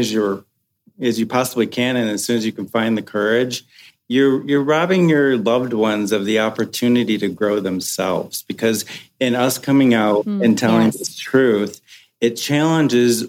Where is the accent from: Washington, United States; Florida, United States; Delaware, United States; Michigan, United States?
Michigan, United States; now in Los Angeles, United States; I'm from Michigan